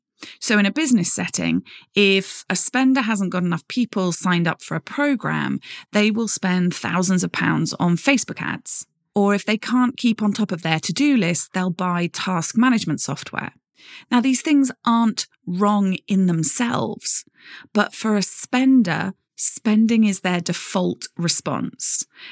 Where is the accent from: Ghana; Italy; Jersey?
Jersey; Growing up, I grew up in Jersey, in the Channel Islands, which many of you will have heard of.